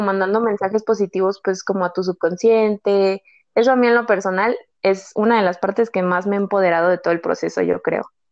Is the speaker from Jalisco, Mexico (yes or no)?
yes; Guadalajara, Jalisco, Mexico; moved away; also born or lived in State of Mexico; soy de Guadalajara, pero viví en el Estado de México